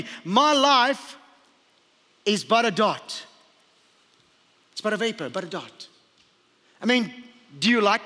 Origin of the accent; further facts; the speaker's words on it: Port Elizabeth, Eastern Cape, South Africa; moved away; also born or lived in Hawaii; I was born in Port Elizabeth, South Africa.